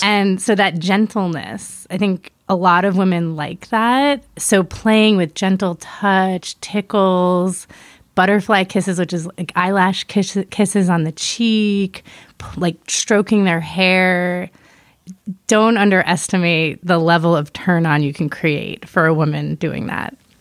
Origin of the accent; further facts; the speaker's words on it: East Coast, United States; moved away; also born or lived in Miami / New York; I'm originally from the East Coast, Miami and New York